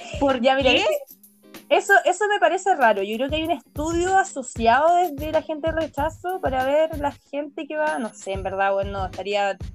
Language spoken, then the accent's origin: Spanish; Concón, Valparaíso, Chile; conozco N gente que le he dicho que soy de Concon y ellos dicen, ah, yo también, soy de Bosque. Bosque de Montemar, que yo te digo que es donde te digo que es como el lugar como más piola